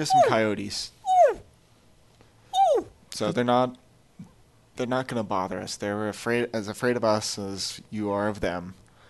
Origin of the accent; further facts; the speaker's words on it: Oregon, United States; I'm from Oregon. I wasn't even a Boy Scout, so come on.